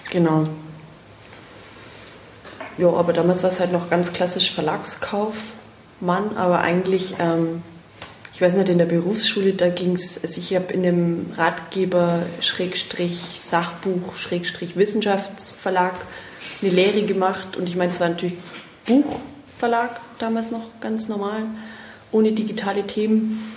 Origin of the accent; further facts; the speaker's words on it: Bavaria, Germany; Ich komme aus dem Unterallgäu. Unterallgäu. Servus.